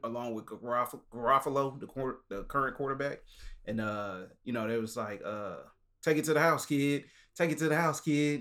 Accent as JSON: {"language": "English", "region": "the South", "country": "United States", "said": "we from the South"}